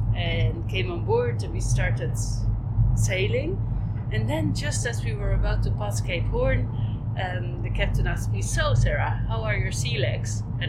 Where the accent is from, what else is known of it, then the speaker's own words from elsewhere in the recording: Belgium; moved away as an adult; also born or lived in Netherlands / Amsterdam / Iceland / Finland; now in Svalbard, Norway; born in Holland. Uh-huh. I grew up in Belgium. And then when I was 18, I started moving around.